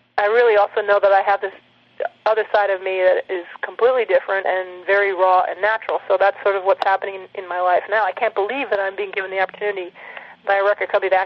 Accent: Minneapolis, Minnesota, United States; also born or lived in Arizona; I was born in Arizona, but we started in the suburbs of Minneapolis, had that life for a while, and then we moved to this farm, this 40-acre hobby farm

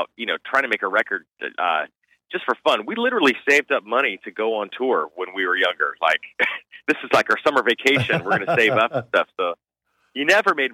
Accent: Southern California, United States; I grew up in Southern California

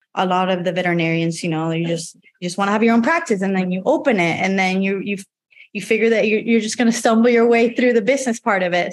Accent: Puerto Rico; moved away as an adult; also born or lived in Georgia, United States / North Carolina, United States; now in Chicago, United States; I was born and raised in Puerto Rico until I was 18

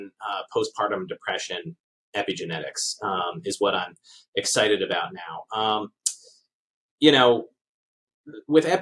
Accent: Baltimore, Maryland, United States; moved away as an adult; also born or lived in Japan; now in Canada; I'm from Baltimore, Maryland, originally

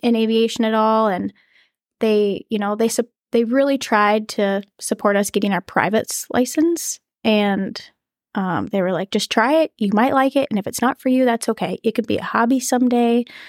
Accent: Hastings, Minnesota, United States; I am from Hastings, Minnesota, so it's forty-five minute drive from here, southeast

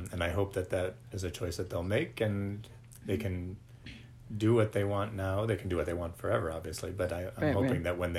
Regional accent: Cleveland, Ohio, United States; moved away as an adult; also born or lived in Washington, D.C. area / Bethesda, Maryland; I grew up in Cleveland and then lived in a couple of other places, mainly in the D.C. area after school

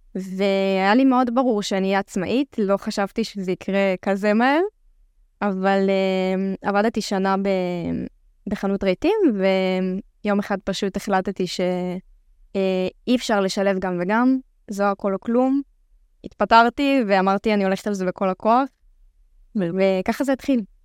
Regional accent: the Krayot, Haifa District, Israel; אני בת 26, uh, מהקריות

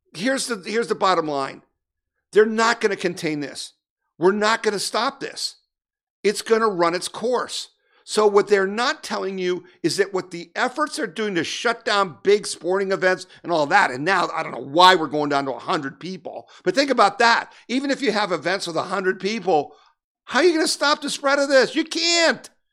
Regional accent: United States; I'm an American

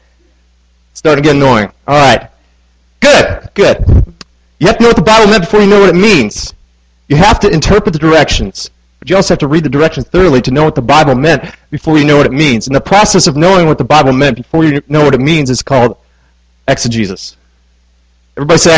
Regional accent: Midwest, United States; now in Manassas, United States; I grew up in the Midwest.

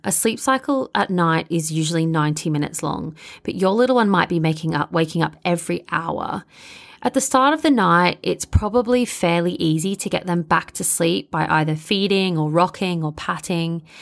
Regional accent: Melbourne, Victoria, Australia; accent: Bogan; moved away as an adult; now in London, United Kingdom; I'm originally from Melbourne, Australia, which you can probably hear in my Bogan accent.

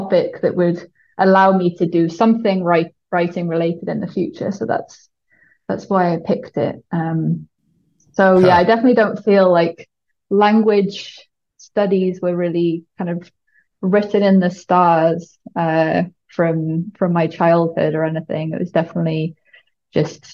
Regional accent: Shrewsbury, West Midlands, United Kingdom; moved away as an adult; also born or lived in Cardiff / Stanford; I grew up in a pretty small town called Shrewsbury, which is right on the border between England and Wales in the Midlands.

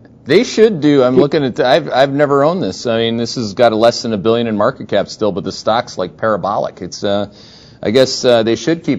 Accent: Canada; I'm from Canada

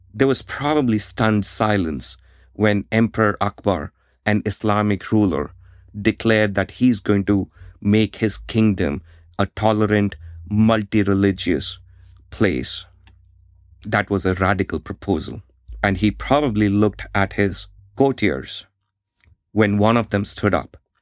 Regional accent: India; I grew up in India in the 1990s.

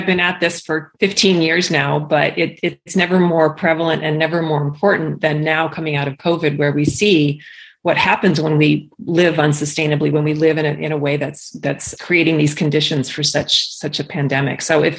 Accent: Key West, Florida, United States; born there; also born or lived in Biloxi, Mississippi / Ankara, Turkey; And so I was born in Key West, Florida, and I moved to Biloxi, Mississippi, and then I moved to Ankara, Turkey, and it just kept going and going and going.

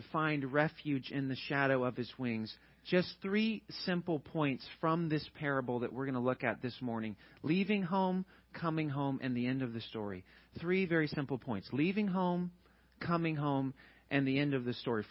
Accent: Georgia, United States; moved away as an adult; also born or lived in Chattanooga, Tennessee / St. Louis, Missouri; now in Teaneck, United States; I'm from Georgia.

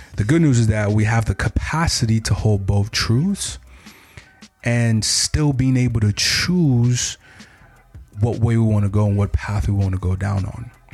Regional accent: United States; I consider myself an African American, mm-hmm. right? Still having my African roots, mm-hmm. but I know I grew up in an American culture

